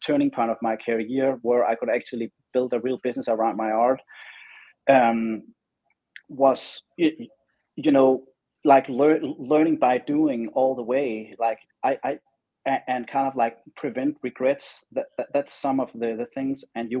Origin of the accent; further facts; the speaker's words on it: Denmark; now in Los Angeles, United States; And when I moved from Denmark to the other side of the world, being Los Angeles, where I have my studio now, it really gave me wings.